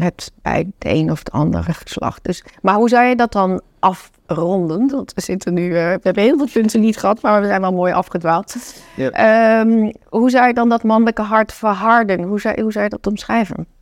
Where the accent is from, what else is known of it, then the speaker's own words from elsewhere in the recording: North Brabant, Netherlands; also born or lived in China; Ik kom uit Brabant, mijn oma woonde bij mij in.